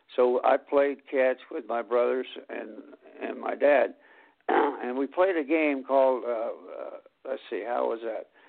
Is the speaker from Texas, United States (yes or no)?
no; Anderson, Indiana, United States; as a kid in Anderson, Indiana